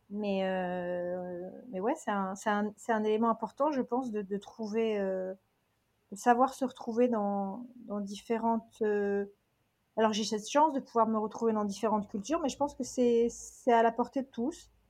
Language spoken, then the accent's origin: French; Toronto, Ontario, Canada; also born or lived in Calgary / New York / London; je suis franco-canadienne de Toronto. J'ai fait mes études à Calgary et euh, je suis new-yorkaise, euh, j'ai été new-yorkaise à plein temps, pendant plus d'une dizaine d'années